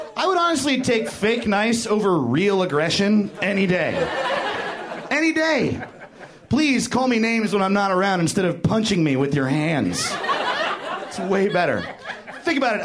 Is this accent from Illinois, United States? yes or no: no; New York, United States; now in Los Angeles, United States; I'm from New York